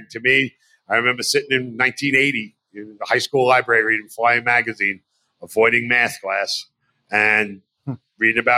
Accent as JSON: {"language": "English", "region": "New York", "country": "United States", "said": "I'm from New York."}